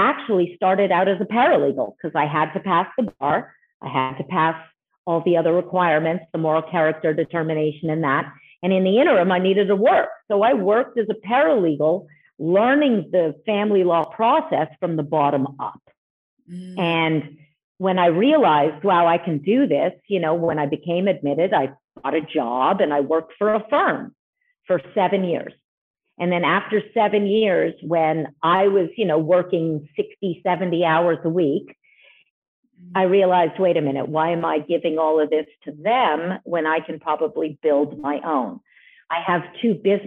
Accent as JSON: {"language": "English", "town": "Montreal", "region": "Quebec", "country": "Canada", "moved": "as an adult", "lives_now": "United States", "said": "I've originally come from Montreal, Canada. So I'm Canadian, as well as being a U.S. citizen. I moved here in 1999"}